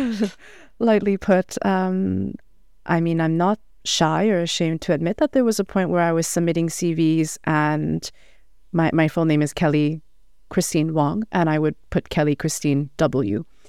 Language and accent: English; Montreal, Quebec, Canada; now in Ottawa, Canada; I'm from Montreal